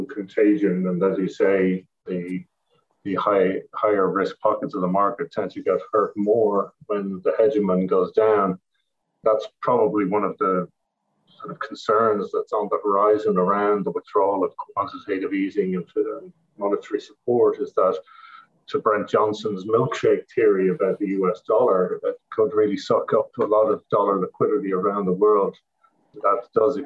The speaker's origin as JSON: {"language": "English", "country": "Ireland", "moved": "as an adult", "lives_now": "New York City, United States", "said": "I'm from Ireland, as people could probably gather from my resume, but I'm located in New York City. I've been here since 2004"}